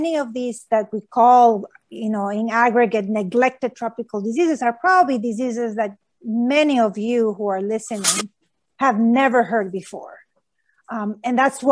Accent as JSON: {"language": "English", "country": "Honduras", "tie": "born or raised there", "moved": "yes", "said": "I grew up in Honduras"}